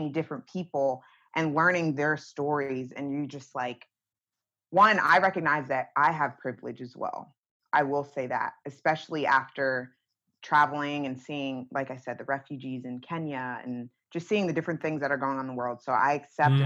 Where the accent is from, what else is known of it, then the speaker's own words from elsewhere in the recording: Northeast, United States; me growing up in the Northeast